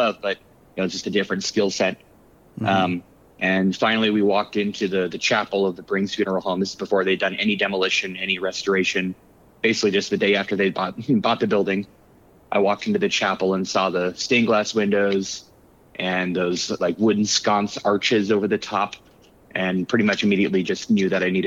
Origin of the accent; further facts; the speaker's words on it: Tucson, Arizona, United States; also born or lived in New York; I grew up in Tucson, moved away shortly after college to New York.